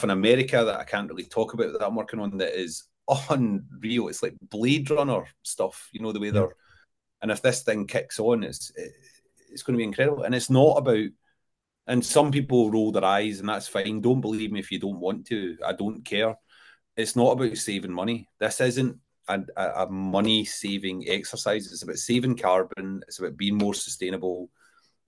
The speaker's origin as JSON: {"language": "English", "town": "Coatbridge", "region": "Scotland", "country": "United Kingdom", "moved": "yes", "lives_now": "Cambusbarron, United Kingdom", "said": "I'm originally from Coatbridge"}